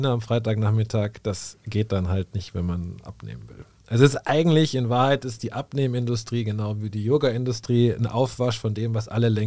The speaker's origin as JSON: {"language": "German", "town": "Munich", "region": "Bavaria", "country": "Germany", "said": "ich komme aus München"}